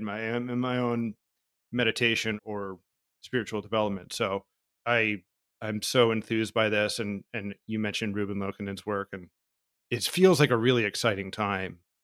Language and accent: English; New Jersey, United States; I was born in New Jersey in the eighties